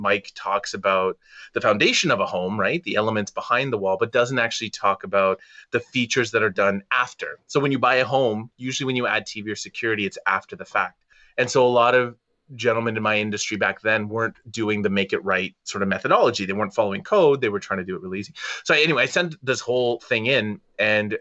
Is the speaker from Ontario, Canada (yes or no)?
yes; Toronto, Ontario, Canada; I was from Toronto